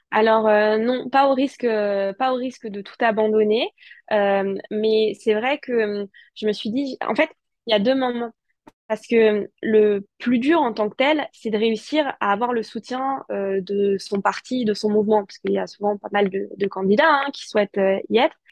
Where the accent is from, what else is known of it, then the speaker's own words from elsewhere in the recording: Alsace, Grand Est, France; en tant qu'Alsacienne